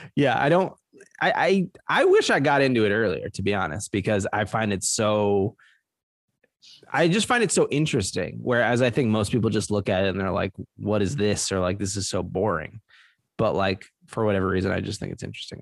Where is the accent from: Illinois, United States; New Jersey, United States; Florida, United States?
New Jersey, United States; Trenton; moved away; I was born in Trenton, New Jersey. That's my home city, the capital of New Jersey.